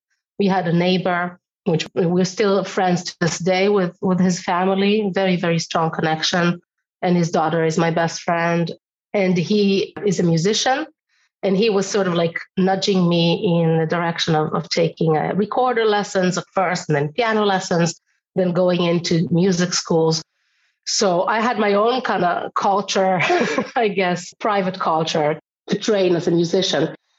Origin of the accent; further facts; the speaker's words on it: Israel; moved away; also born or lived in Europe; because I come from Israel. So I'm more of a Mediterranean when it comes to temper and personality, I suppose. But also when I moved to Europe